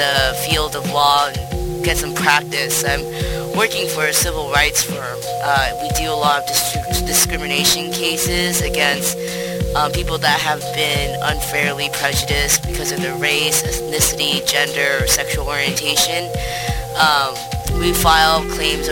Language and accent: English; Orange County, California, United States; moved away as an adult; also born or lived in Syracuse, New York; now in New York City, United States; I'm originally from Orange County, California